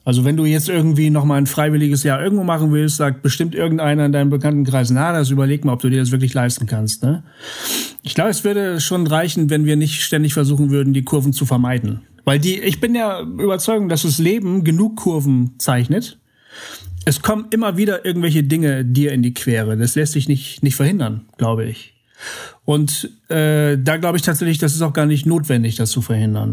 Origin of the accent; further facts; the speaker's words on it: Bremen, Germany; moved away; das ist meine Heimat, da komme ich her